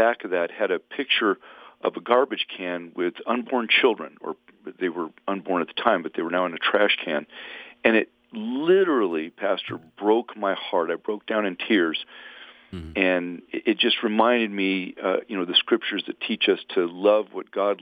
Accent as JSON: {"language": "English", "town": "San Diego", "region": "California", "country": "United States", "tie": "born or raised there", "said": "I grew up in Southern California, in San Diego to be specific"}